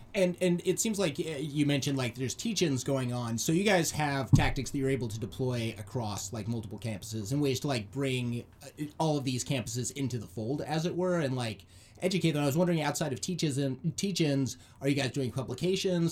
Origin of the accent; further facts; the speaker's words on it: Arizona, United States; moved away; my home state, uh, Arizona